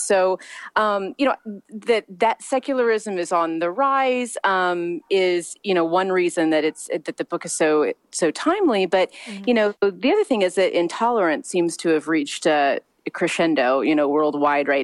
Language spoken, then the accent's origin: English; Missouri, United States; moved away as an adult; now in Long Beach, United States; I was raised in a very small town in Missouri